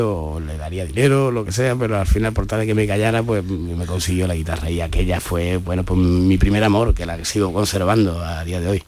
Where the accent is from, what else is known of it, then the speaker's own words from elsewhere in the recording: Málaga, Andalusia, Spain; aquí en mi tierra